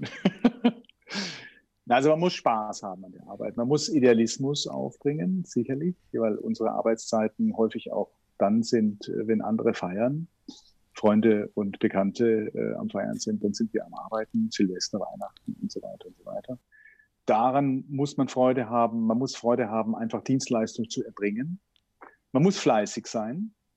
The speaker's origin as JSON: {"language": "German", "town": "Herrenberg", "region": "Baden-Württemberg", "country": "Germany", "moved": "as an adult", "lives_now": "Vienna, Austria", "said": "ich bin Schwabe, Herrenberg, das liegt unweit von Stuttgart"}